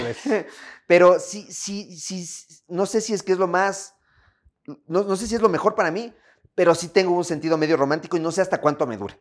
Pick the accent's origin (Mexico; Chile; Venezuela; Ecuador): Ecuador; me siento bien en mi país, me siento bien escuchando mi música, me siento bien comiendo mi comida, me siento bien no siendo de afuera, estando aquí